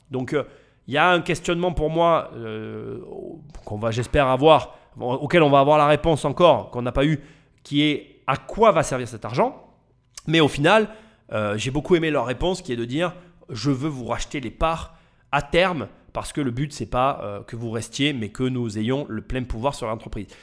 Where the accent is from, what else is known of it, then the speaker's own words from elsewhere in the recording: France; on est dans ce pays